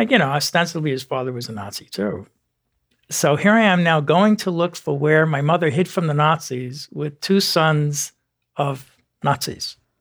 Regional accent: New York City, New York, United States; I grew up in the Bronx, New York

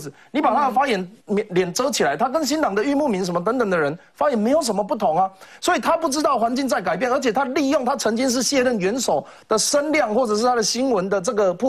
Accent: Taiwan; 我们觉得我们是台湾人啊，

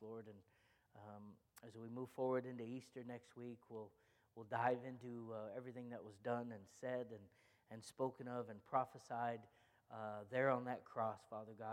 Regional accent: Egypt; I'm Egyptian, and so we grew up Greek Orthodox

